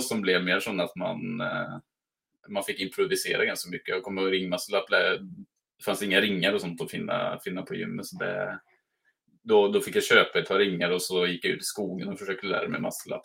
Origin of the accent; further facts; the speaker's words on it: Mariestad, Västra Götaland, Sweden; now in Norway; jag kommer från Mariestad i, så är mm. svensk